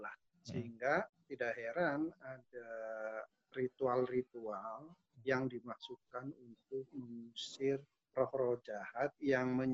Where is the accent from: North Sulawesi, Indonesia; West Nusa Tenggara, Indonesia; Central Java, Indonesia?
Central Java, Indonesia; Tegal; born there; pembatasan sosial berskala besar di Kota Tegal, hmm. tempat hmm. kelahiran saya. Jadi saya prihatin juga kota kelahiran saya tiba-tiba diberlakukan PSBB gitu.